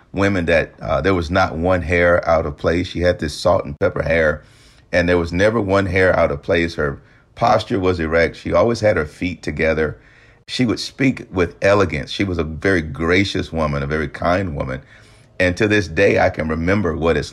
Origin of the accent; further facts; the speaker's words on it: the South, United States; growing up in the South